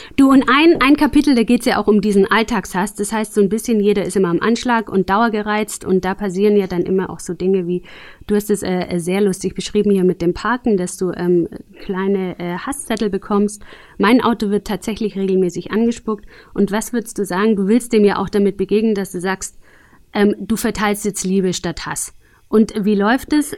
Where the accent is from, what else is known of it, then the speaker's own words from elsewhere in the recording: Aalen, Baden-Württemberg, Germany; Ich bin tatsächlich lustigerweise auch in Aalen geboren